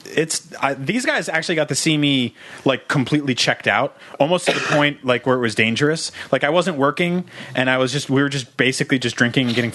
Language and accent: English; United States; now in San Francisco, United States